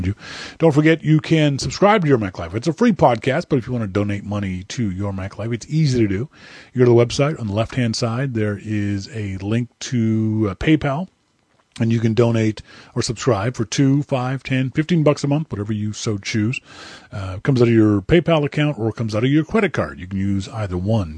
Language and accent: English; Halifax, Nova Scotia, Canada; my hometown of Halifax, Nova Scotia